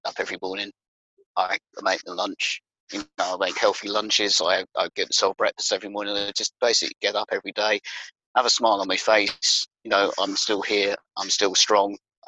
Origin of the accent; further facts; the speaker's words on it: Bedfordshire, East of England, United Kingdom; moved away as an adult; now in Northamptonshire, United Kingdom; I was born and bred in Bedfordshire